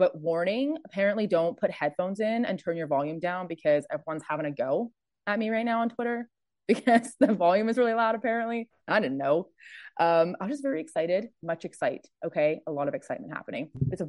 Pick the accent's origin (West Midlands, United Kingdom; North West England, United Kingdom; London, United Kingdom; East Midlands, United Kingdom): North West England, United Kingdom; Birkenhead; two people who loved each other very much created me in a place called Birkenhead. Love that for me. So I was born in Arrow Park and grew up being a Blue, basically.